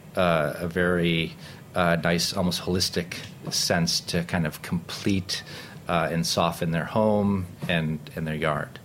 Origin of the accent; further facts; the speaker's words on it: Rochester, New York, United States; moved away as an adult; also born or lived in Kassel, Germany; now in New York City, United States; growing up in Rochester